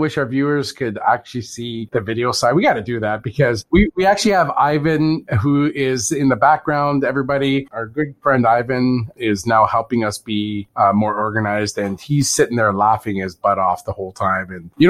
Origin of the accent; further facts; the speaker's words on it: Canada; Of course, I'm Canadian.